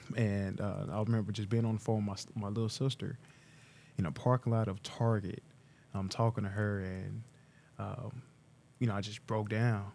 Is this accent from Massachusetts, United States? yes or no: no; Tulsa, Oklahoma, United States; also born or lived in Pittsburgh; born and raised not too far from here, about two miles away, um, mile and a half from the downtown bridge, uh, on Cheyenne Avenue